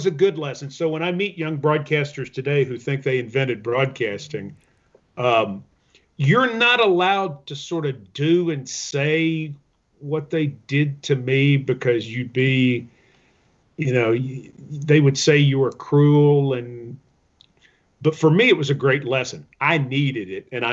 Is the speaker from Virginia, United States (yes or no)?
no; Middle Tennessee, United States; I'm from East Tennessee, grew up in Middle Tennessee.